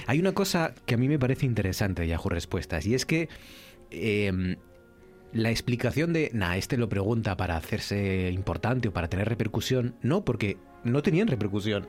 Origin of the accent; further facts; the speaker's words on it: Asturias, Spain; nuestra región